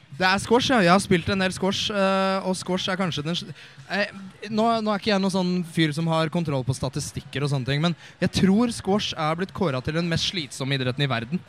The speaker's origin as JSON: {"language": "Norwegian", "town": "Eidsvoll", "region": "Akershus", "country": "Norway", "said": "jeg kommer jo fra Eidsvoll"}